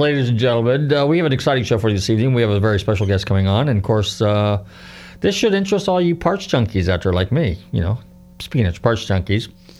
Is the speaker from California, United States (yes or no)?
yes; California, United States; now in Florida, United States; I'm from California, IA, how beautiful our state is.